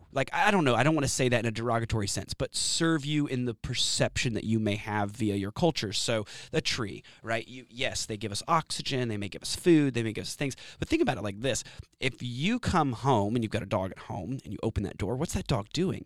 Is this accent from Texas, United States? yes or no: yes; Austin, Texas, United States; also born or lived in San Antonio, Texas / Savannah, Georgia / Corpus Christi, Texas / Florida; I was born in San Antonio, Texas. I grew up in Austin, but I did have a little stint in Savannah, Georgia, Corpus Christi, a few other places, Florida